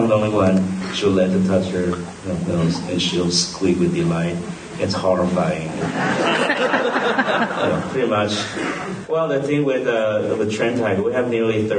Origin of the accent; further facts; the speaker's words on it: Taiwan; moved away; Taiwan is like my floating island, you know. It's my hometown